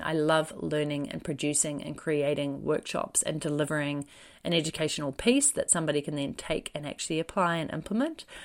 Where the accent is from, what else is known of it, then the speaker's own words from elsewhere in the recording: New Zealand; I'm a New Zealander